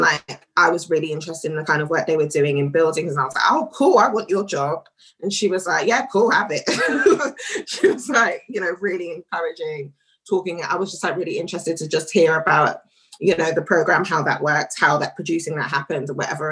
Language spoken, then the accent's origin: English; London, United Kingdom; was born and raised in Northwest London, but in Kilburn